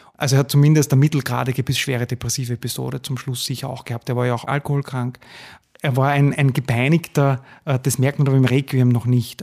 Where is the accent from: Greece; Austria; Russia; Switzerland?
Austria; Gmünd, Lower Austria; also born or lived in Vienna; Ich komme aus Gmünd, aus dem Waldviertel